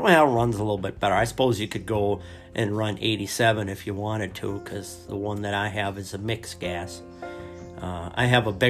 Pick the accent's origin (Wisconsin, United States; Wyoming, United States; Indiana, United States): Wyoming, United States; Lowell; also born or lived in Seattle, Washington; I was born in Seattle, Washington, and there's not much of a way of trapping going on up there. I was relocated at an early age to Lowell, Wyoming.